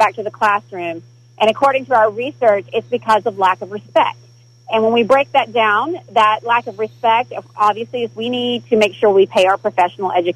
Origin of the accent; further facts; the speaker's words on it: Broken Bow, Oklahoma, United States; I was born and raised in Broken Bow, Oklahoma